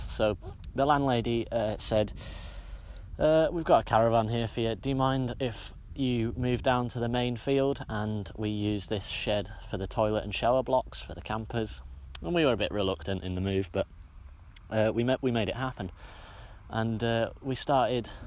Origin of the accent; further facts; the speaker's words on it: Barrow-in-Furness, North West England, United Kingdom; I was born in Barrow Hospital and made my way back 10 days later to Crook Farm, the place that had held a huge place in my heart for the entirety of my life.